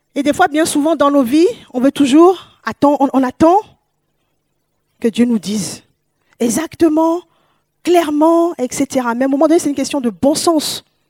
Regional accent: Paris, Île-de-France, France; moved away as an adult; also born or lived in West Africa; now in Toulouse, France; Je suis une Parisienne, je viens de Paris

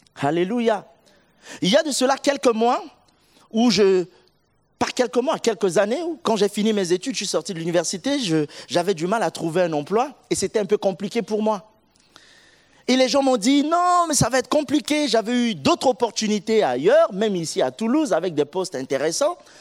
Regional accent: Central African Republic; now in Orléans, France; Je suis euh, originaire de la République centrafricaine

